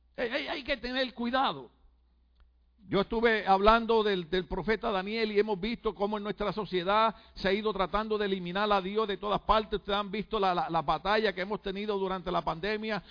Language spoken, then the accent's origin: Spanish; Puerto Rico; moved away; yo desde chiquito en mi país, Puerto Rico